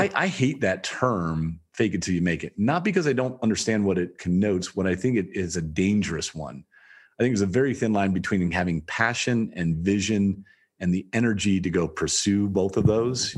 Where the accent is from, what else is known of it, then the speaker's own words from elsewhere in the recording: Toledo, Ohio, United States; I grew up in Toledo, Ohio, in the rough part of Toledo, Ohio